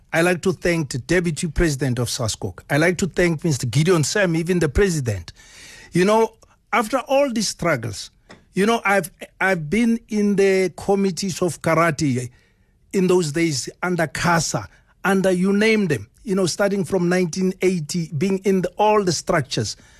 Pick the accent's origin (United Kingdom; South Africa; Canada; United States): South Africa; I'm coming from South Africa